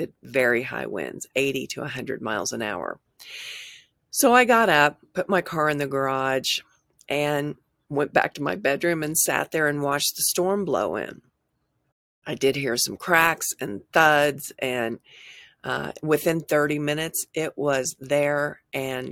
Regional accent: Tulsa, Oklahoma, United States; moved away as an adult; also born or lived in California; I grew up in Tulsa. Although I spent 18 years in California

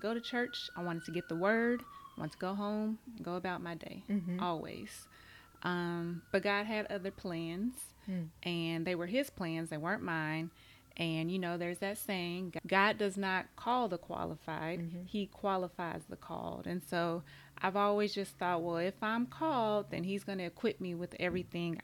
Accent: Tulsa, Oklahoma, United States; I'm from Tulsa

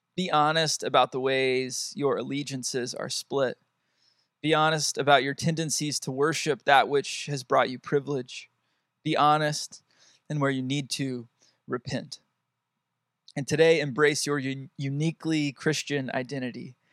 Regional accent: United States; my place in the world as an American, especially as an American man

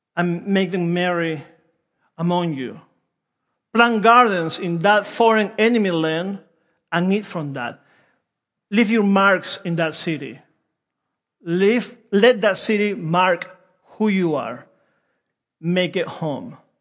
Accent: Peru; English is a second language; also born or lived in Wilmington; now in United States; I'm from Peru

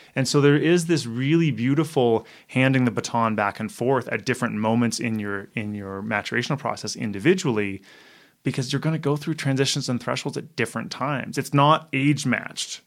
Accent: Canada; I'm Canadian

